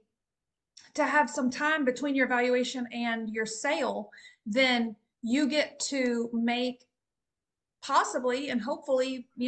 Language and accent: English; Texas, United States; As the Texan on the call